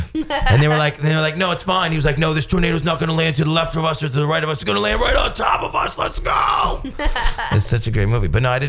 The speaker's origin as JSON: {"language": "English", "town": "Baldwinsville", "region": "New York", "country": "United States", "tie": "born or raised there", "moved": "yes", "said": "I grew up in, it's not tiny, but I grew up in Syracuse."}